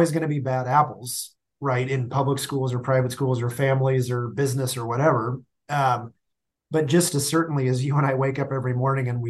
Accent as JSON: {"language": "English", "town": "Stilwell", "region": "Kansas", "country": "United States", "tie": "born or raised there", "said": "I grew up in the Kansas City area"}